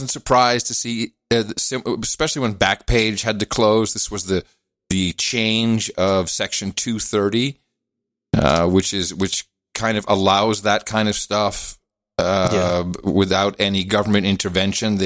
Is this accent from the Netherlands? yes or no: yes; Amsterdam, North Holland, Netherlands; moved away; I grew up in Amsterdam